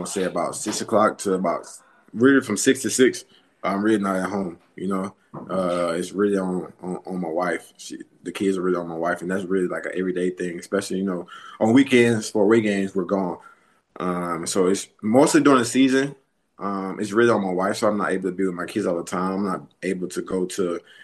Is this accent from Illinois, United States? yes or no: no; West Monroe, Louisiana, United States; moved away as an adult; also born or lived in Dallas, Texas / Minnesota / Atlanta, Georgia; now in Charlotte, United States; I'm from Louisiana, West Monroe, Louisiana. I grew up in Louisiana, North Louisiana